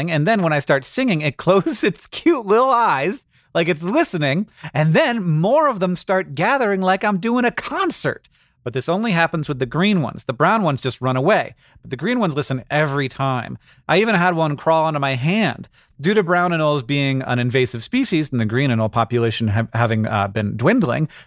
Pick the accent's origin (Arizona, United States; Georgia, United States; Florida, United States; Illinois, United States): Florida, United States; when I grew up, I grew up in Florida. We called them anoles